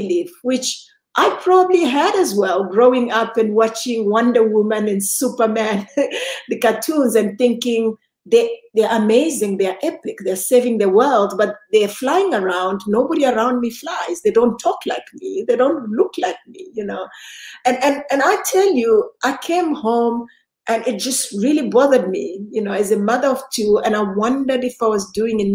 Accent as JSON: {"language": "English", "town": "Lusaka", "region": "Lusaka Province", "country": "Zambia", "tie": "born or raised there", "moved": "yes", "lives_now": "Johannesburg, South Africa", "said": "born in Lusaka, Zambia. I am now based in Johannesburg, South Africa."}